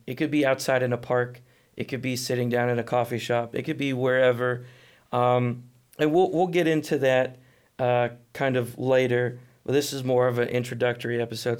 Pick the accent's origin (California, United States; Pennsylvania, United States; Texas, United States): Texas, United States; Atlanta; now in Fort Worth, United States; I came from Atlanta, Texas